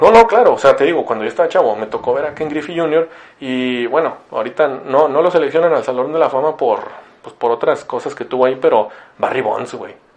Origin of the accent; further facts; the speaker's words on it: Ciudad Victoria, Tamaulipas, Mexico; now in Monterrey, Mexico; yo no crecí aquí en Monterrey, crecí en Victoria